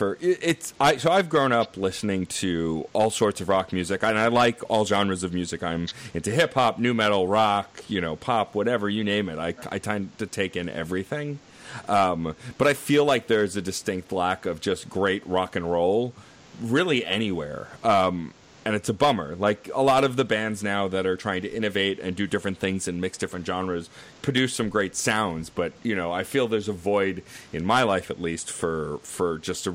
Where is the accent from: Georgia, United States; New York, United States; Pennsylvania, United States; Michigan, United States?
New York, United States; growing up in New York my whole life